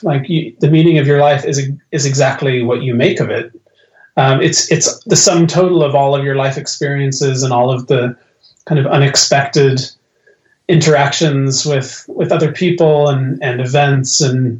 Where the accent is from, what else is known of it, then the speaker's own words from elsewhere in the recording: Ireland; born there; And that's why I was born in Ireland. You know, the place to which I've returned.